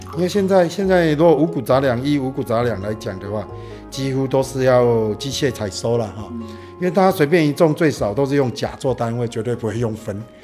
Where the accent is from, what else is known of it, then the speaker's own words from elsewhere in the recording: Kaohsiung, Taiwan; accent: Kaohsiung accent mixed with northern; also born or lived in Taipei; now in Hualien, Taiwan; 我老家在高雄啊。嗯。后来都在台北上班嘛。嗯。然后这十年就在花莲这样子